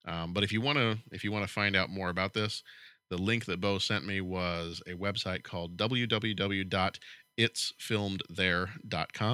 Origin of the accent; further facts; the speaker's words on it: Chicago, Illinois, United States; we are from Chicago